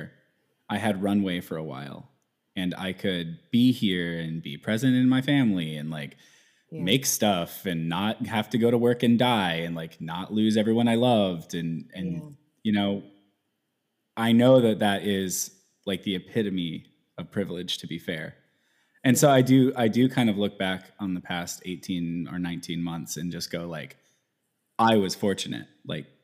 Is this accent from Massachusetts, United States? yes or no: no; Houston, Texas, United States; moved away as an adult; also born or lived in Dallas, Texas; now in Seattle, United States; I was born in Houston, Texas